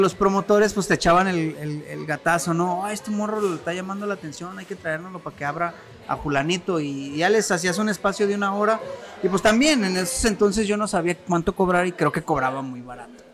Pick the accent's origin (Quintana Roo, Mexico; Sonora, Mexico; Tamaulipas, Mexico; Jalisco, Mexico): Jalisco, Mexico; Tonalá; also born or lived in Mexico City; now in Zapotlanejo, Mexico; yo soy nacido del Distrito Federal antes, ahorita Ciudad de México, pero a los 6 años nos vinimos a Guadalajara. Entonces, yo de los 6 años yo vivía en Tonalá